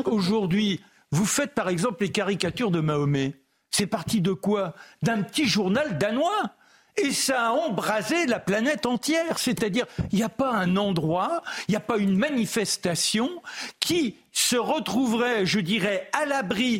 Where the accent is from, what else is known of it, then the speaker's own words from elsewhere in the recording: France; je suis français